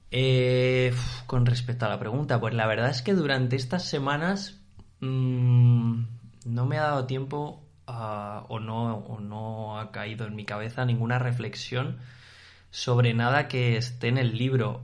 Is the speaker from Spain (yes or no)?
yes; Spain